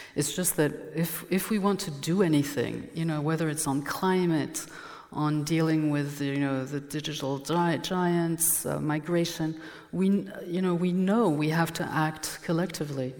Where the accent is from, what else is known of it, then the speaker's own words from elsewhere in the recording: Dijon, Bourgogne-Franche-Comté, France; first language French; English is a second language; I'm from Burgundy. I was born in Dijon. I'm French